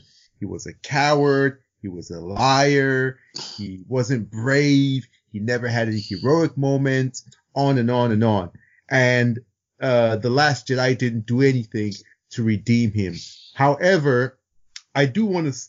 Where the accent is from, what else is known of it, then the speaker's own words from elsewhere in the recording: Nigeria; I'm also Nigerian